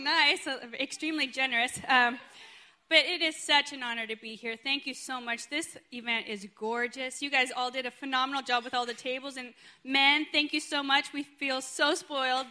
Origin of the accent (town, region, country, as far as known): United States; born or raised there; also born or lived in Sweden